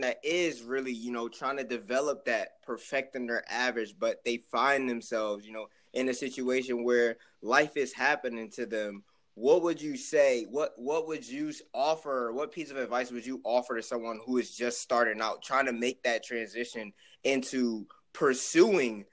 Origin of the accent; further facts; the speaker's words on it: Philadelphia, Pennsylvania, United States; we come from Philly